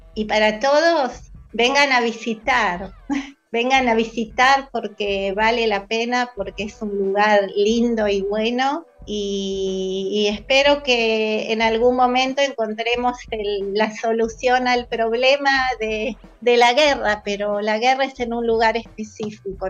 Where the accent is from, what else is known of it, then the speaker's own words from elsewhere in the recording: Argentina; moved away as an adult; now in Israel; acá en el kibutz somos unos cuantos argentinos